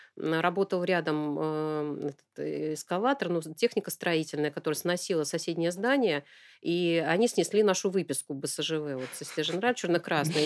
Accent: Novosibirsk, Novosibirsk Oblast, Russia; я родилась в Новосибирском академгородке

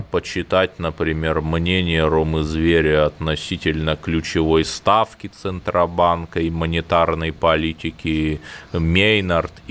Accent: Cherepovets, Vologda Oblast, Russia; ну я из Череповца, вы из Калининграда

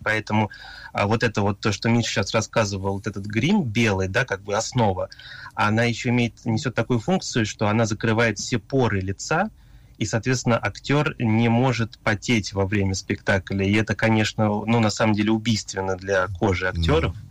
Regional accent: Japan; moved away as an adult; also born or lived in Moscow, Russia; я родился в Японии, несмотря на то, что у меня такое русское имя

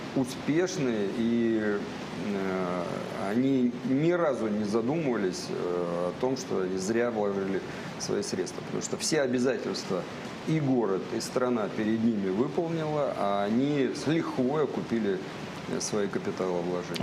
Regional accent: Saint Petersburg, Russia; also born or lived in Kursk Oblast; now in Kursk, Russia; Я мальчик из Ленинграда

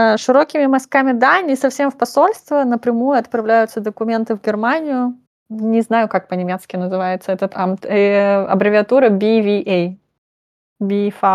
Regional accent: Russia; moved away as an adult; now in Nuremberg, Germany; я именно выросла в России, и я свою сознательную жизнь там провела

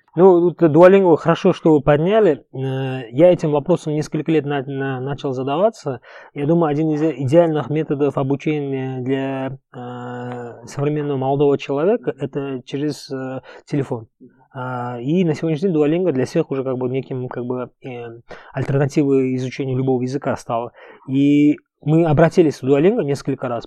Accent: Uzbekistan; first language Uzbek; Russian is a second language; moved away as an adult; also born or lived in Egypt / Dubai, United Arab Emirates; я вырос в узбекской среде, учился в узбекской школе, мой первый язык это узбекский язык

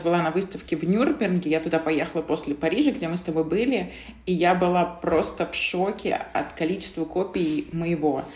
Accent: Zelenograd, Moscow, Russia; also born or lived in Krasnaya Polyana; я маленькая девочка из Зеленограда, из России

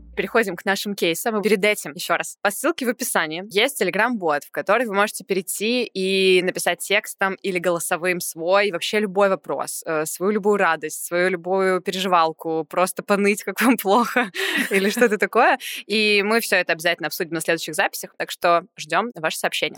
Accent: Saint Petersburg, Russia; я из Питера

